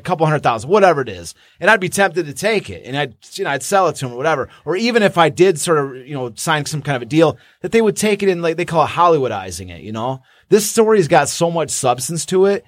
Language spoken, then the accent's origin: English; Kalamazoo, Michigan, United States; I grew up in Kalamazoo and wearing a tiger hat